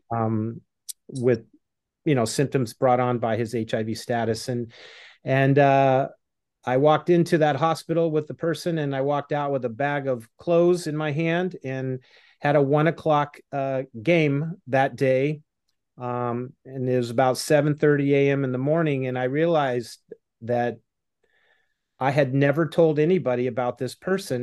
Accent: Los Angeles, California, United States; LA Dodgers, my hometown

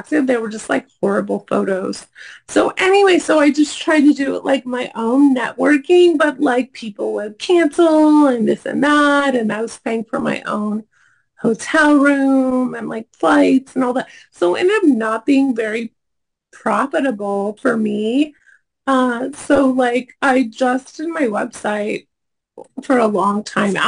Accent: Oregon, United States; I'm from Oregon originally.

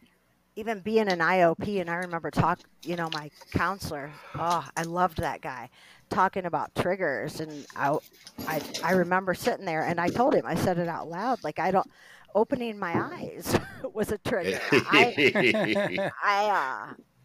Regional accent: Tiffin, Ohio, United States; now in Cleveland, United States; I'm from Northwest Ohio. I'm from Tiffin

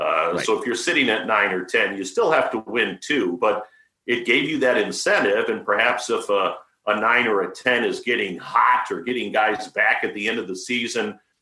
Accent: Boston, Massachusetts, United States; moved away; I grew up in Boston.

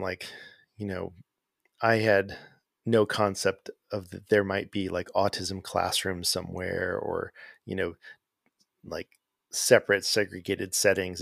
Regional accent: Arcadia, California, United States; moved away as an adult; also born or lived in Pasadena, California / Sierra Madre, California / Azusa, California; now in Atlanta, United States; I grew up in Southern California in a town called Arcadia. That's where I grew up.

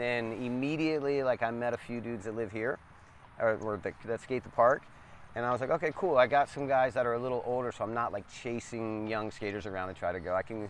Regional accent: Atlanta, Georgia, United States; also born or lived in Birmingham, Alabama / Pensacola, Florida; So before pro skateboarding, I was born in Atlanta, and I lived between Atlanta, Birmingham, Alabama, and Pensacola, Florida.

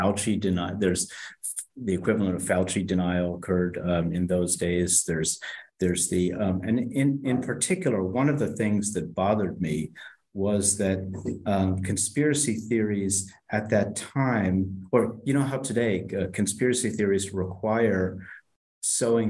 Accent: Philadelphia, Pennsylvania, United States; I was born in Philadelphia, and I went to school at Amherst College

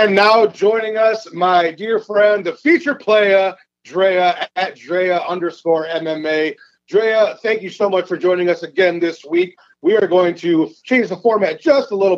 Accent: Michigan, United States; I'm from Michigan

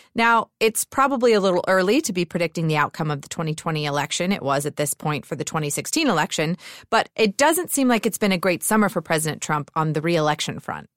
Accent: Georgia, United States; my home state of Georgia

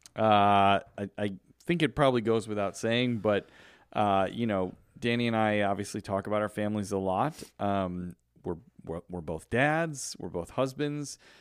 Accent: United States; I am glad that I was born in America because I could have been born in a million other places on this earth, but I was born in America

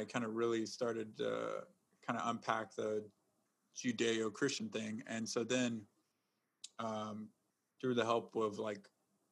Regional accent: South Texas, United States; moved away; also born or lived in Chicago; I was born in South Texas.

